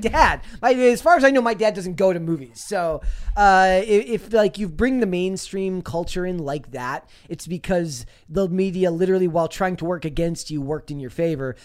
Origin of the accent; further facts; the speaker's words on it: Minnesota, United States; we're both from Minnesota